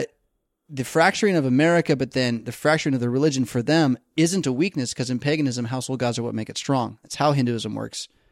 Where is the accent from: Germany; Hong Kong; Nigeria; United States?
United States; we as American Christians, American Lutherans